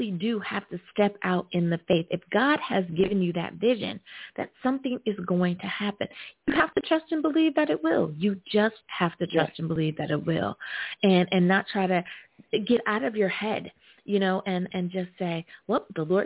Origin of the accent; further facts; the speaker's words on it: United States; my home country, of course, the good old U.S. of A.